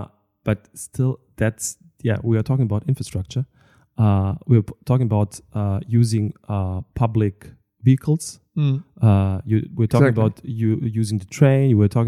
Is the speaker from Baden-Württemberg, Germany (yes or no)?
no; Moers, North Rhine-Westphalia, Germany; English is a second language; I don't know, I'm coming from Moers.